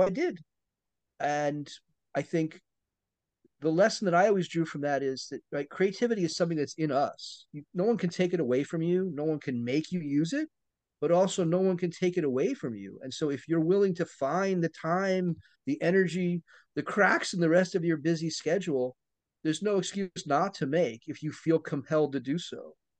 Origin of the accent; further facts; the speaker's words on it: East Coast, United States; So I grew up on the East Coast, as I said, in the equivalent of what would be called kind of a housing estate.